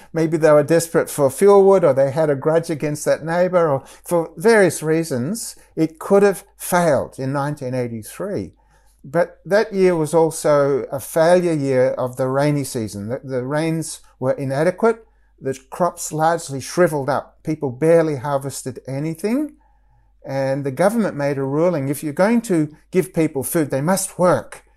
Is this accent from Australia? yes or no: yes; Australia; moved away as an adult; at the time that I was growing up in Australia